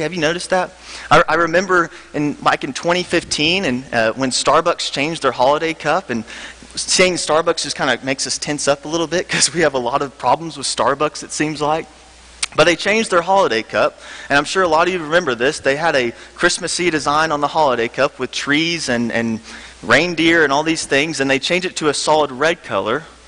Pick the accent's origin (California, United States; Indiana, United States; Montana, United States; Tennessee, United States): Tennessee, United States; Memphis; moved away; I'm from Memphis, Tennessee. Um, I grew up at Sycamore View Church